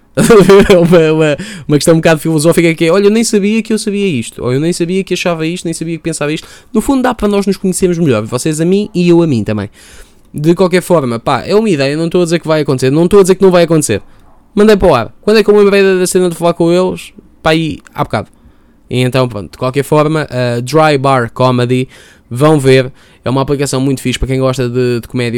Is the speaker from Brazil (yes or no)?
no; Lisbon, Portugal; de onde é que eu vim? Vim de Chelas